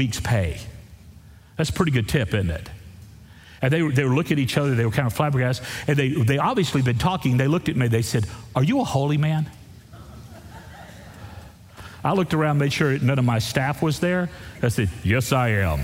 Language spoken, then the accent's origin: English; Texas, United States; I'm from Texas